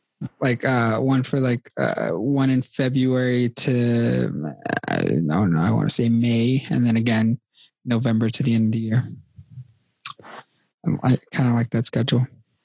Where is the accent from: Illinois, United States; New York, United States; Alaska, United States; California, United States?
New York, United States; New York City; accent: New York; We're from Queens, baby. Born and raised.